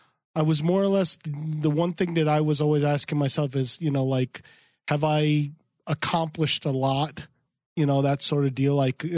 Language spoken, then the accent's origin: English; Hackensack, New Jersey, United States; moved away; I'm originally from New Jersey.